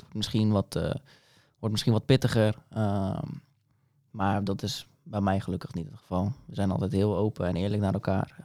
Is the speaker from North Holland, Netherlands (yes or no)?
no; Dordrecht, South Holland, Netherlands; now in Papendrecht, Netherlands; ben in Dordrecht geboren en getogen